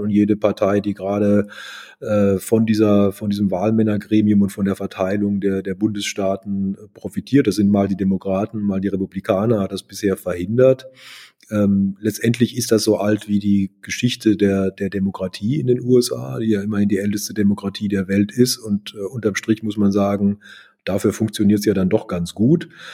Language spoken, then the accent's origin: German; Germany; Ich war als Deutscher für ihn insofern auch interessant